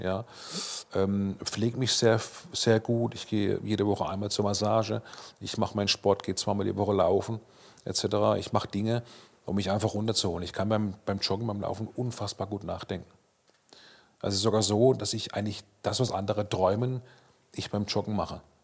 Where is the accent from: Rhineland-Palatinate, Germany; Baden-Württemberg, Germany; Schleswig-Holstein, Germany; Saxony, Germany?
Baden-Württemberg, Germany; Karlsruhe; in meiner Heimatstadt Karlsruhe